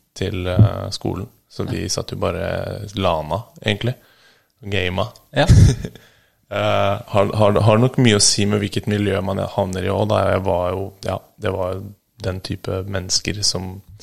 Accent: Bærum, Akershus, Norway; Jeg vokste opp i Bærum

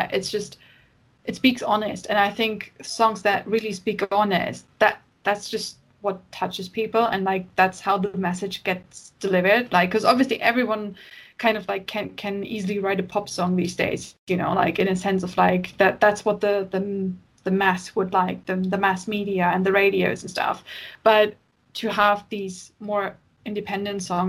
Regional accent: Hamburg, Germany; now in United Kingdom; I grew up in Hamburg and, like, the seaside

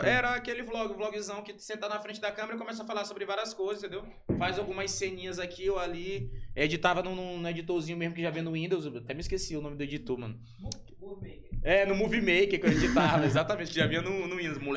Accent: São Luís, Maranhão, Brazil; also born or lived in São Paulo; Mas eu nasci aqui em São Luís do Maranhão. E nunca saí daqui, eu acho que nunca morei em. Ah, não, já morei, depois de adulto, morei um ano em São Paulo.

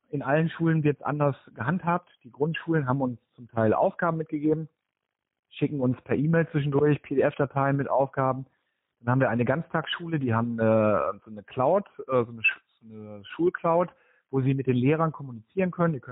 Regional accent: North Rhine-Westphalia, Germany; now in Oldenburg, Germany; Ich komme ursprünglich aus dem Ruhrgebiet ähm, da war nie die Option, dass wir irgendwie im Ruhrgebiet bleiben

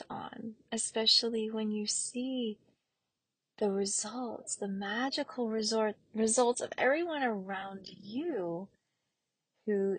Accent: the South, United States; growing up in the South

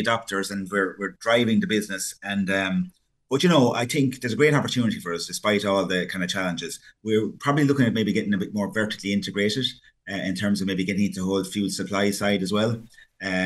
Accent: Ireland; we're from Ireland

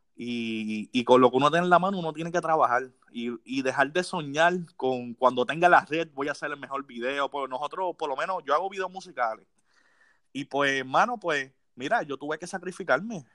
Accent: Las Piedras, Puerto Rico; yo soy de Las Piedras

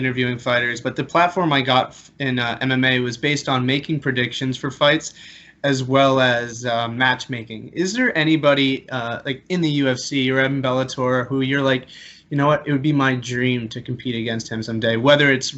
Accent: Canada; also born or lived in Halifax, Nova Scotia; We're both being Canadian.

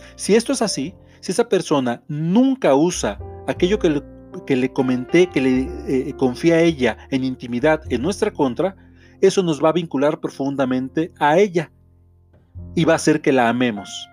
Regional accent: Mexico; soy autor mexicano

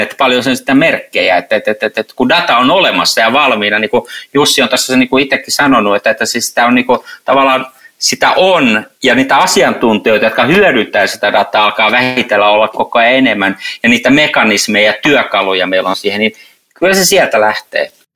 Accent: Helsinki, Uusimaa, Finland; Helsinki, niin on oman kotikaupunkini.

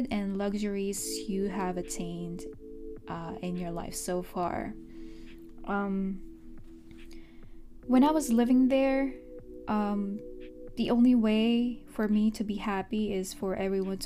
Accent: Philippines; now in United States; I mostly grew up in the Philippines

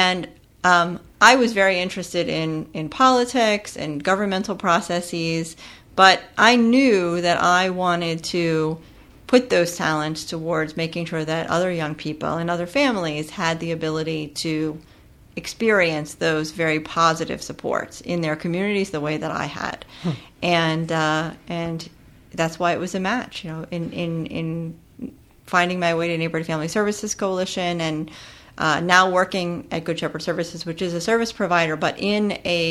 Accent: Pennsylvania, United States; I grew up in Pennsylvania in in a rural community

